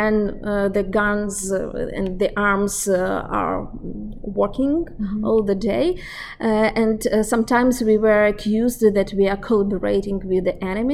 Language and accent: English; Ukraine; I'm from Ukraine